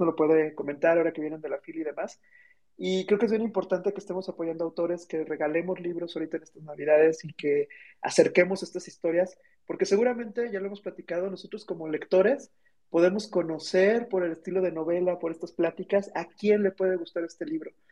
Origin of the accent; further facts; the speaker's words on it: Mexico; como mexicanos